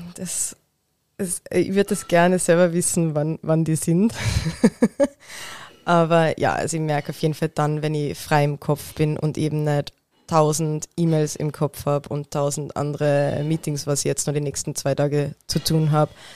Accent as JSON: {"language": "German", "region": "Tyrol", "country": "Austria", "moved": "yes", "said": "Ich bin ursprünglich aus Tirol"}